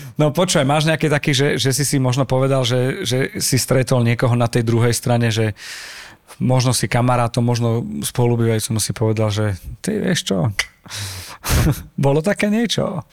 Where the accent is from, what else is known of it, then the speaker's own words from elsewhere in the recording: Slovakia; sme zo Slovenska